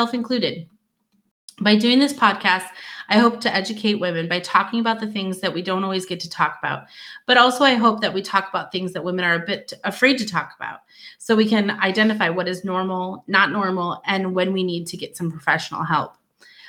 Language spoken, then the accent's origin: English; Michigan, United States; moved away as an adult; also born or lived in Louisiana / Arizona / Wyoming; now in Fairbanks, United States; I am from Michigan originally, went to school there, started working there